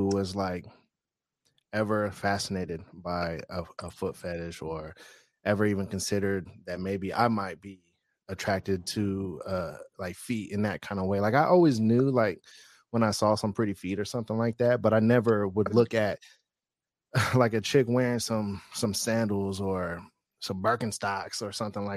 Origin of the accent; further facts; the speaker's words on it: San Francisco Bay Area, California, United States; I'm from the Bay Area